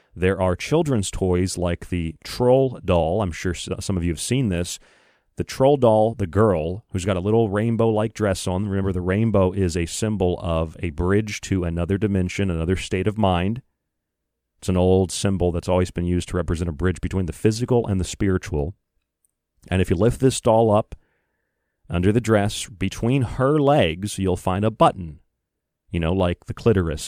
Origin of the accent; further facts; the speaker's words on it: St. Petersburg, Florida, United States; where I grew up in Saint Petersburg, Florida